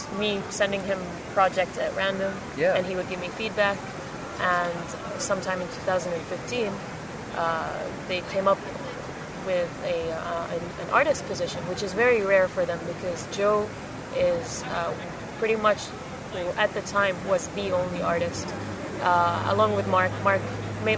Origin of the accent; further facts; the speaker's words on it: Jordan; moved away; I am from Jordan.